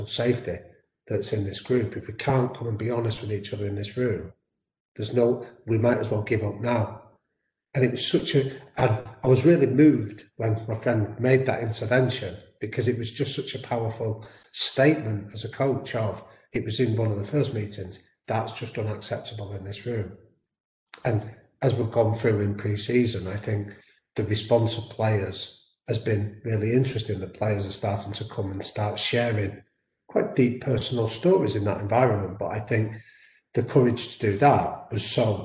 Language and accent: English; Manchester, North West England, United Kingdom; I'm from Manchester, my background is shaped by two sporting influences in Manchester